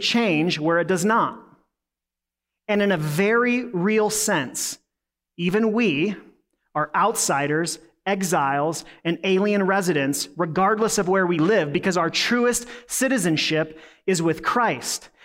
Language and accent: English; United States; being an American